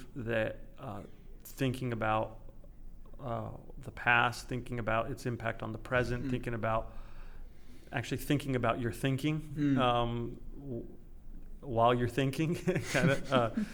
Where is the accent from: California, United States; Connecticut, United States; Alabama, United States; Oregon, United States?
California, United States; moved away; I grew up in California